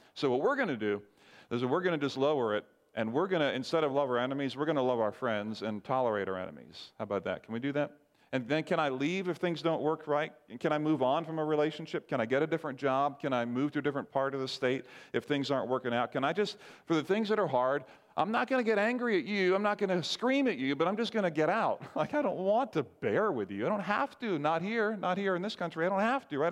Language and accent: English; Barbados; moved away; growing up in Barbados